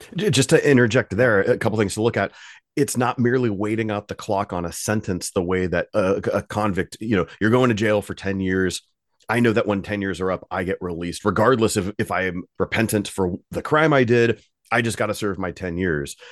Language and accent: English; United States; as American Western readers